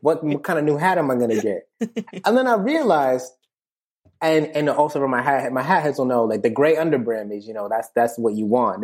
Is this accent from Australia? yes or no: no; New Haven, Connecticut, United States; Small town boy, born in New Haven, Connecticut, nineteen ninety-five